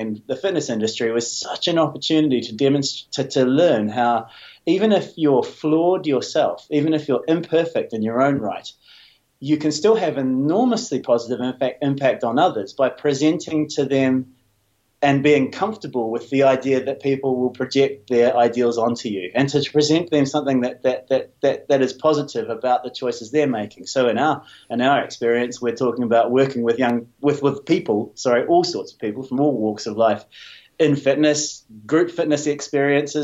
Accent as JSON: {"language": "English", "country": "New Zealand", "tie": "born or raised there", "said": "I'm a New Zealander, grew up in a pretty traditional New Zealand way"}